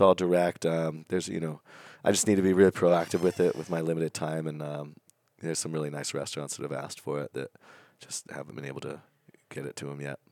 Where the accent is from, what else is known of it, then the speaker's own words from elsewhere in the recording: Napa Valley, California, United States; I grew up up in Napa Valley